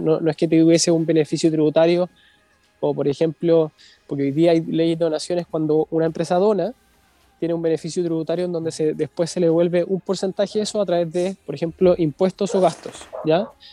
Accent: Viña del Mar, Valparaíso, Chile; Somos nosotros somos de Viña. Estamos acá en, en Viña del Mar

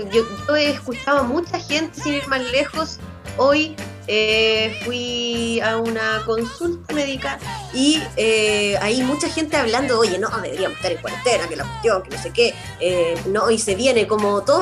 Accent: southern Chile, Chile; somos el sur de Chile y justamente para el sur de Chile es donde está la embarrada todavía con los casos activos.

